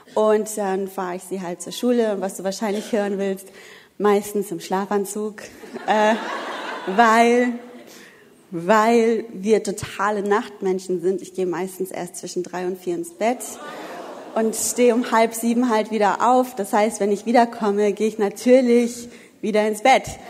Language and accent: German; Wuppertal, North Rhine-Westphalia, Germany; moved away; Ich komme ja eigentlich aus dem Bergischen Land, äh, aus Wuppertal und bin ja erst dann runtergezogen.